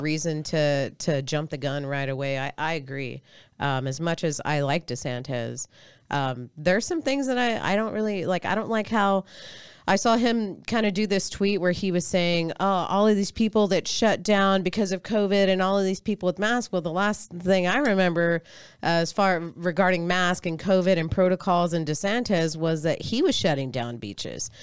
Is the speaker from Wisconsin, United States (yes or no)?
no; Austin, Texas, United States; from Austin